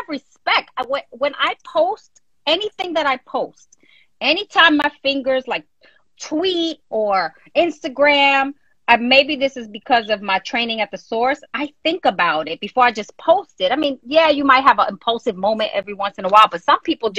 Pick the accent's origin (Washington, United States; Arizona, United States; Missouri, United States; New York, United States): New York, United States; I'm from New York. I'm in New York all the time, you know, Jersey, New York